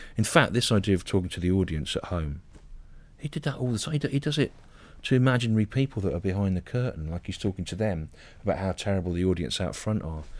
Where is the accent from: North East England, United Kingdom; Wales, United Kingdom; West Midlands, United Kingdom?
West Midlands, United Kingdom; Solihull; I grew up in Solihull